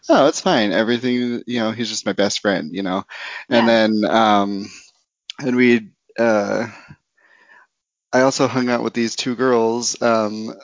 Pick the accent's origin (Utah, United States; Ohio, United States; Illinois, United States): Utah, United States; Roosevelt; moved away; also born or lived in Idaho; I grew up in Utah, like in a small, very, very small town called Roosevelt.